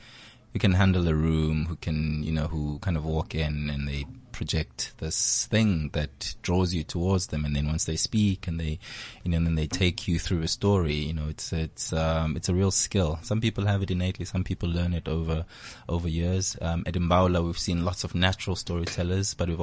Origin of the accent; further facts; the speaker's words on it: Eastern Cape, South Africa; we grew up in the Eastern Cape